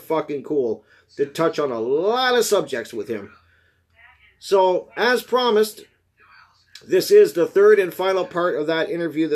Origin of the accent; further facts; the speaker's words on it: Canada; I'm Canadian